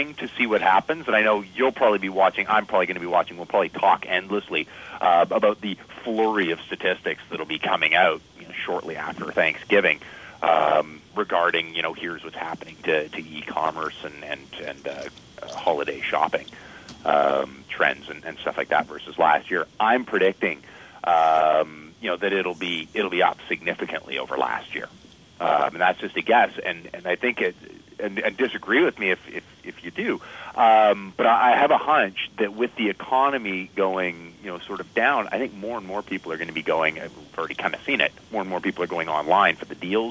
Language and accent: English; Canada; I'm Canadian